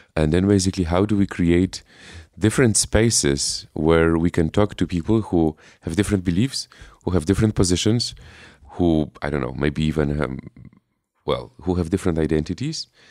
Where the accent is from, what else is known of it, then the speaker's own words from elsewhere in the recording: Poland; I am from Poland